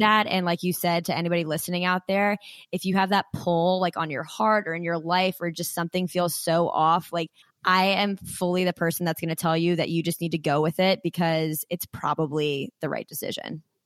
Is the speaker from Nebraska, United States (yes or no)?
no; Frederick, Maryland, United States; I'm from Frederick, Maryland